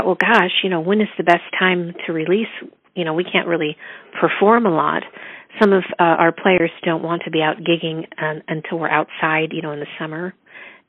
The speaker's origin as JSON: {"language": "English", "town": "Erie", "region": "Pennsylvania", "country": "United States", "tie": "born or raised there", "also_born_or_lived": "Chicago", "moved": "as an adult", "said": "I was born in Erie, Pennsylvania, in the U.S., on the Great Lakes"}